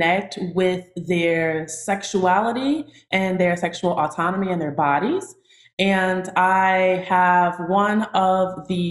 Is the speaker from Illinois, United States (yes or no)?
yes; Chicago, Illinois, United States; now in Atlanta, United States; I'm from Chicago, Illinois. I now reside in Atlanta, Georgia